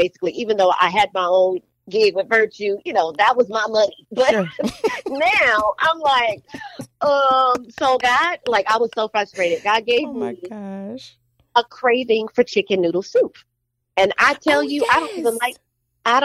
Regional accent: New Orleans, Louisiana, United States; I'm from New Orleans

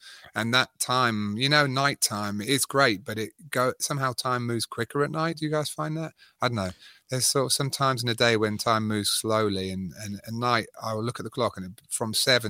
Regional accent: England, United Kingdom; moved away; I've been out of England for 18 years, so I'm definitely... Wow. I go back to England and they're like, where are you from?

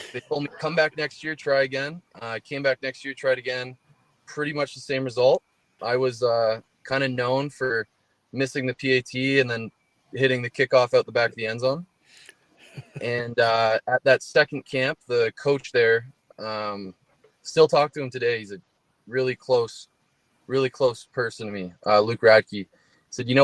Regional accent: Barrie, Ontario, Canada; moved away as an adult; now in Edmonton, Canada; my hometown, Barrie, Ontario

